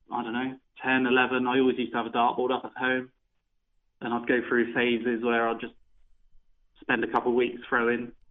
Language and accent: English; Holcombe Rogus, South West England, United Kingdom; I'm, not, I'm from Devon.